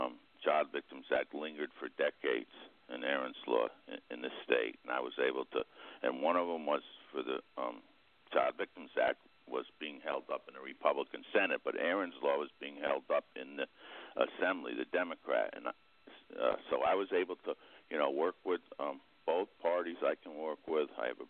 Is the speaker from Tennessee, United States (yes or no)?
no; Greene County, New York, United States; also born or lived in Albany County; I'm a landowner here in Greene County. I was born in Greene County in the district.